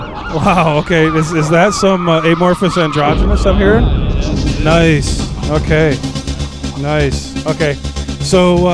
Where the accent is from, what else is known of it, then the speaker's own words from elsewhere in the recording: Detroit, Michigan, United States; Being an American myself from Detroit